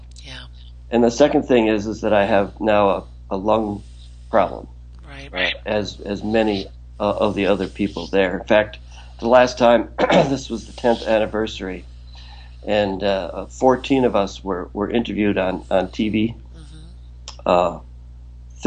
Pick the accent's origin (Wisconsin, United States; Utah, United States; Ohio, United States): Wisconsin, United States; moved away as an adult; now in New York, United States; I grew up in Wisconsin and am a diehard Packer fan